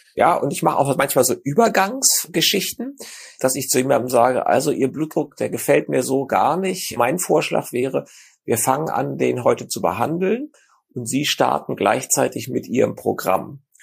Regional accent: Germany; bei uns in Deutschland

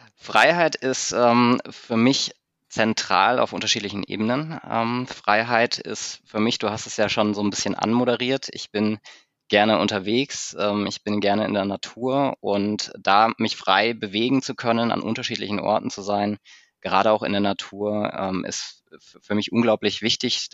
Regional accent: Munich, Bavaria, Germany; als Münchner Kindle, als Münchner Kindle

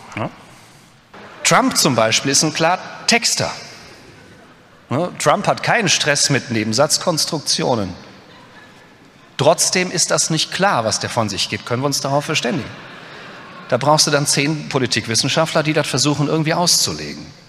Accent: Westerwald, Rhineland-Palatinate, Germany; ich komme aus dem Westerwald

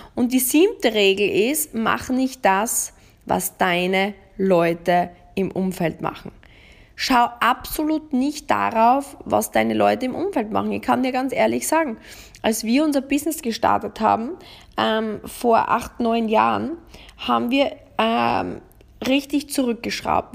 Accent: Austria; bei uns in Österreich

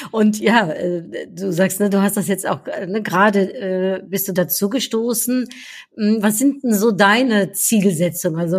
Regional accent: Netherlands; aber somit sind wir immer noch Top 3 ja, als Niederländer ähm, gemeinsam mit Deutschland im Handel.

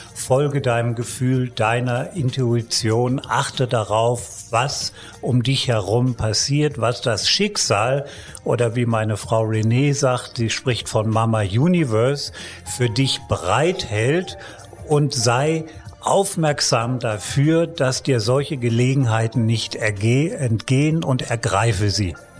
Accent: Germany; ich komme ja aus Deutschland

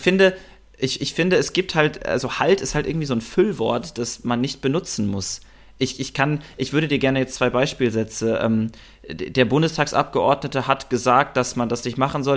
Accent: Germany; also born or lived in Berlin; ich fühle mich als Deutscher. Ich bin deutsch

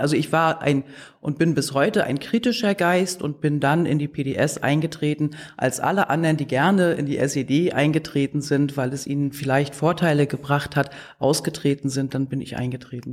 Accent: Wismar, Mecklenburg-Vorpommern, Germany; also born or lived in Leipzig; Ich komme aus Mecklenburg-Vorpommern, ich bin in Wismar geboren worden

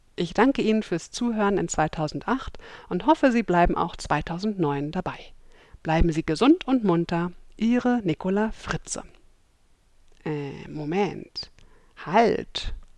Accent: Berlin, Germany; heute melde ich mich live aus Kreuzberg, aus meiner Heimat Berlin

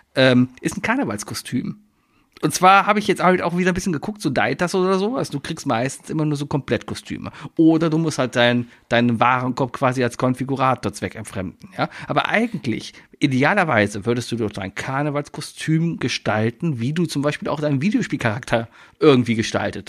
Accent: Cologne, North Rhine-Westphalia, Germany; als Kölner

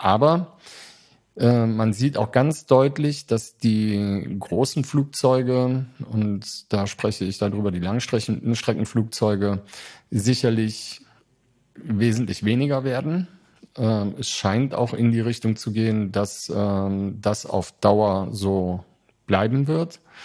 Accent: Germany; als Deutsche

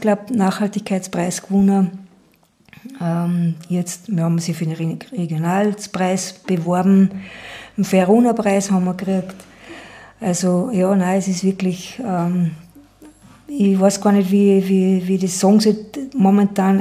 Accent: Schärding, Upper Austria, Austria; bin aus Scherding

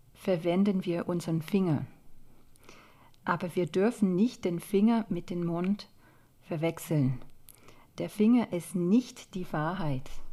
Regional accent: Scotland, United Kingdom; German is a second language; moved away as an adult; also born or lived in London / Stuttgart / Paris; now in Germany; in Schottland, wo ich aufgewachsen bin

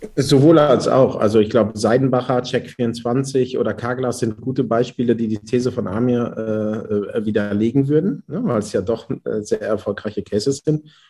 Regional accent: Haltern am See, North Rhine-Westphalia, Germany; ich komme ja aus Münsterland, aus Haltern am See und äh, bin der Zweitgeborene aus einem elterlichen Bäckereibetrieb.

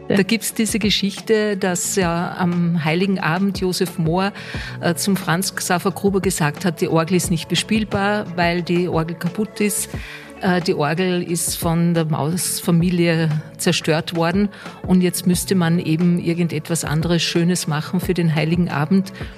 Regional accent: Austria; bei uns in Österreich

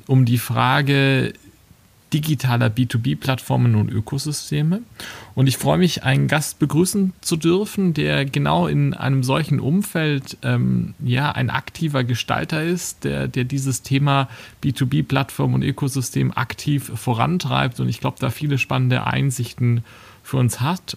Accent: Würzburg, Bavaria, Germany; Als gebürtiger Würzburger

